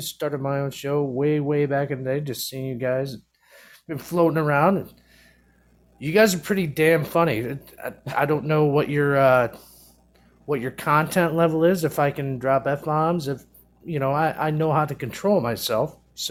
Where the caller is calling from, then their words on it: Fort Wayne, Indiana, United States; Fort Wayne, Indiana. Loving it.